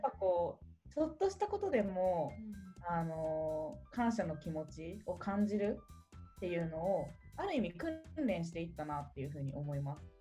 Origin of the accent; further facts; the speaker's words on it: Kanagawa, Japan; 私神奈川出身で、うん、えとまあ、ていうのベッドタウンみたいなところで育ったので